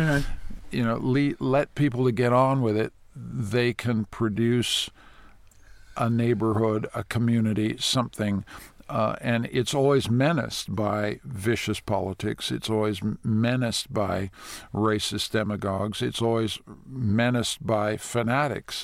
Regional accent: Toronto, Ontario, Canada; also born or lived in Washington / New York; the Toronto I grew up

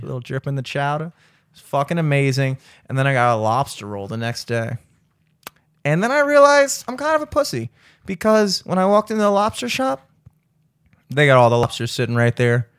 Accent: the South, United States; I'm from the South

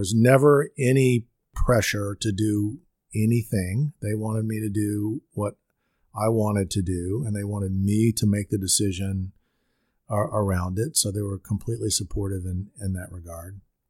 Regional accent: Louisiana, United States; Well, I grew up in Louisiana and very much in a sports-oriented family, an LSU family.

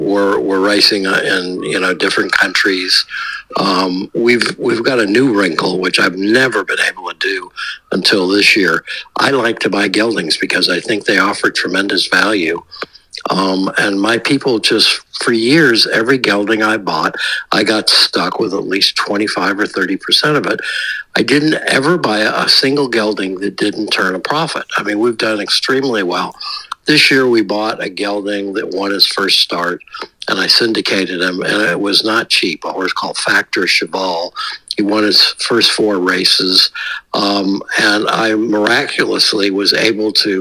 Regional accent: United States; I'm an American

